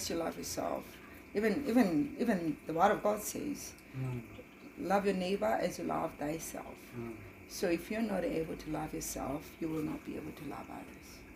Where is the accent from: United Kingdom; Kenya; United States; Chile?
Kenya; moved away as an adult; also born or lived in Germany; now in Canada; I was born and raised in Kenya.